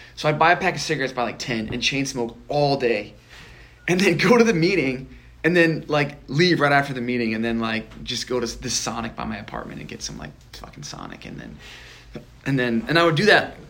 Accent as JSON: {"language": "English", "region": "Nebraska", "country": "United States", "tie": "born or raised there", "said": "I grew up in Nebraska"}